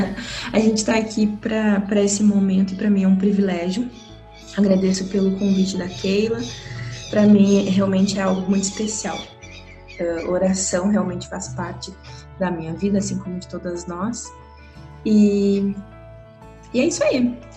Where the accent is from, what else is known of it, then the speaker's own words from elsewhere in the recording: Rio Grande do Sul, Brazil; now in Guaíra, Brazil; Eu sou gaúcha, então vocês vão perceber bastante pelo meu sotaque, apesar de já estar bastante uh, misturado, né?